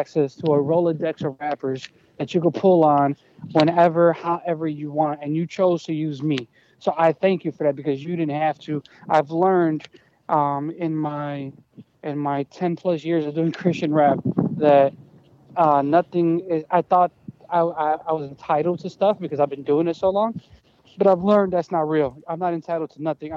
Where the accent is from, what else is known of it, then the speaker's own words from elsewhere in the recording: Chicago, Illinois, United States; also born or lived in Colombia; I'm from Chicago